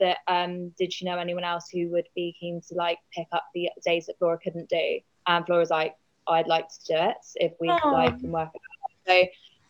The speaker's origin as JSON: {"language": "English", "region": "South West England", "country": "United Kingdom", "tie": "born or raised there", "said": "I am from Devon, brought up in Devon, trained in California"}